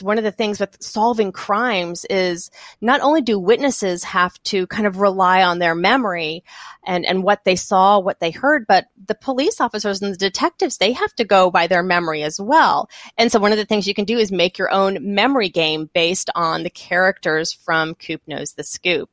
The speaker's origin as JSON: {"language": "English", "region": "Texas", "country": "United States", "also_born_or_lived": "the South / Ohio / Colorado", "moved": "yes", "said": "I am from Texas originally, and then I have lived mostly in the South for, for all of my life"}